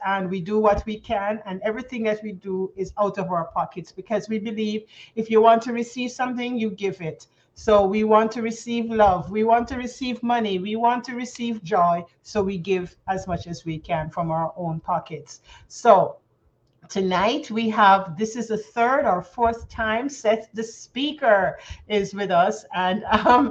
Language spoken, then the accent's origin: English; Jamaica; accent: Jamaican; moved away as an adult; now in Canada; I'm Jamaican by birth, folks, and I've lived in Canada going on now 21 years. So sometimes you're going to hear a little of the Jamaican drop.